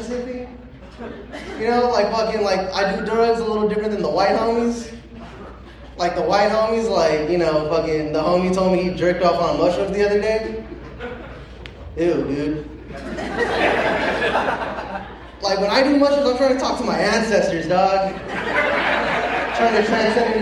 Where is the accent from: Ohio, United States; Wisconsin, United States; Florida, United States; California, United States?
California, United States; Pasadena; I grew up on Mountain and Mentor. So, like, you know Pasadena?